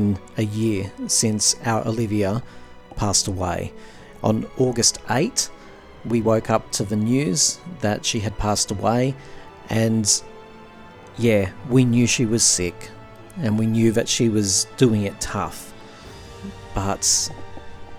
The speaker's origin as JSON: {"language": "English", "country": "Australia", "said": "I'm an Australian"}